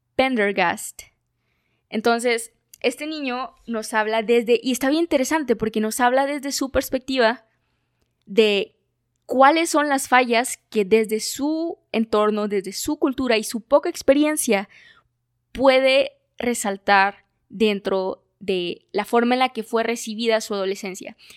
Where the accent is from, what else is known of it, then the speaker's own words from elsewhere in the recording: Mexico; como cultura mexicana